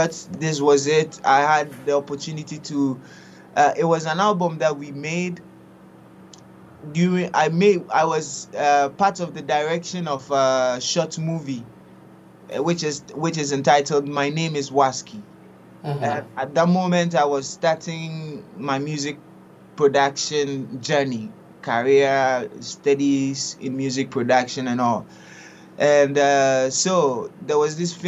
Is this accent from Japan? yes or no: no; Ghana; first language Twi; English is a second language; moved away as an adult; now in Italy; I was born in Ghana. I studied in Ghana. Actually, I finished my studies in Ghana as a teacher. I was a teacher, and then I came over to Italy at the age of 24